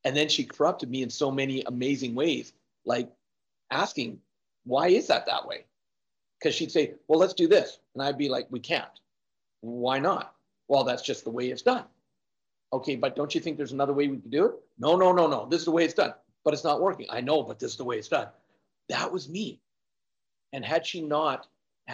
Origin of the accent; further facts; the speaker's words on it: Canada; also born or lived in Victoria, British Columbia; now in Alberta, Canada; born and raised in Canada. And when I was born, I was actually born in Victoria